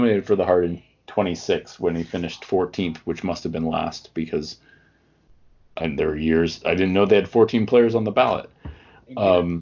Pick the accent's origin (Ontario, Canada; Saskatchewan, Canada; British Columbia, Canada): Ontario, Canada; Toronto; I grew up in Toronto